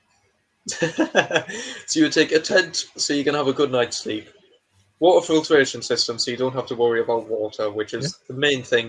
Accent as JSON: {"language": "English", "region": "England", "country": "United Kingdom", "said": "we're not Scottish, we're English"}